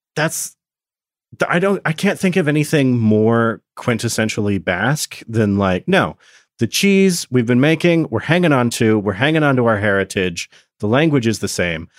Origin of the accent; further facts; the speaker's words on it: Oregon, United States; I grew up in Oregon for a lot of my childhood